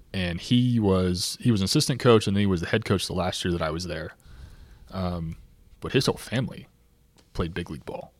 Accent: Clermont, Florida, United States; now in Lakeland, United States; Born and raised in Claremont.

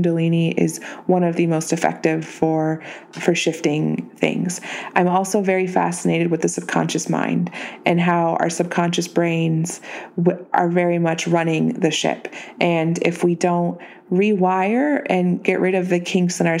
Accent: Reno, Nevada, United States; my hometown of Reno, Nevada

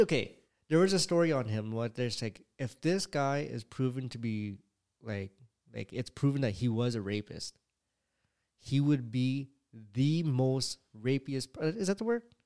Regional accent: California, United States; I was born in California

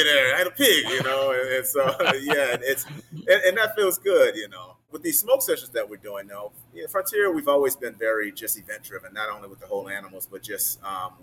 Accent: the South, United States; now in Chicago, United States; growing up in the South.

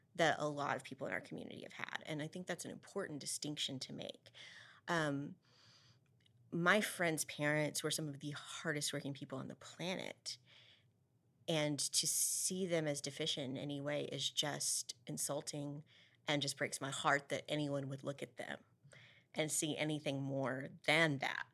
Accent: Amarillo, Texas, United States; growing up in Eastridge

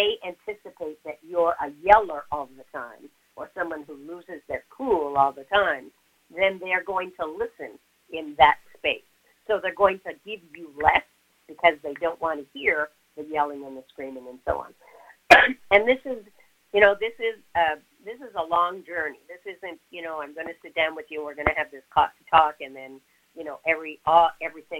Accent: Montreal, Quebec, Canada; I'm originally from Montreal

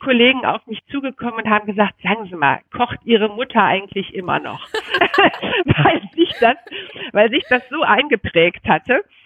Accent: North Rhine-Westphalia, Germany; moved away as an adult; now in Berlin, Germany; als Rheinländerin, vor allen Dingen als reitende Rheinländerin

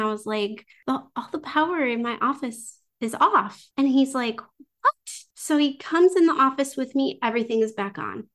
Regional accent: United States; I'm not French. I'm American

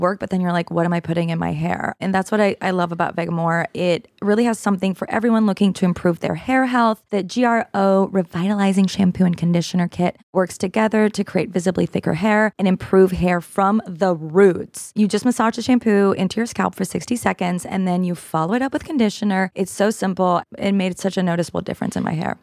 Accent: Canada; now in United States; as a Canadian

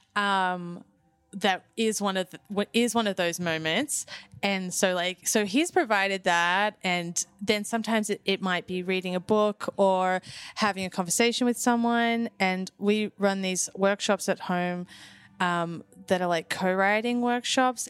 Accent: Phillip Island, Victoria, Australia; moved away; I grew up on Phillip Island

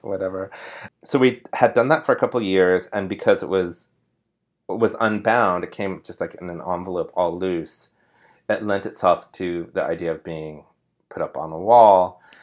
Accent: Sparks, Nevada, United States; moved away as an adult; now in New York, United States; I grew up in Sparks, Nevada

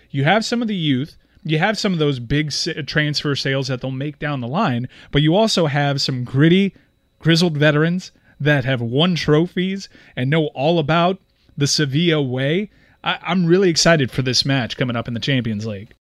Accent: United States; We're American

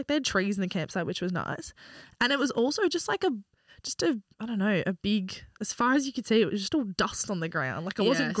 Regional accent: Australia; as an Australian coming to Europe

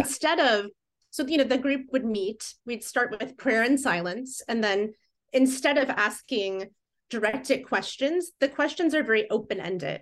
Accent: Fort Wayne, Indiana, United States; moved away as an adult; also born or lived in Muncie, Indiana; now in Seattle, United States; I grew up in Fort Wayne, northeast.

